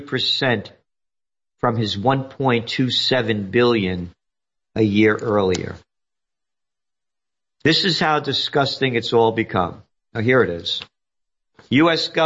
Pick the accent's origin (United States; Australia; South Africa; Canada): United States; I'm an American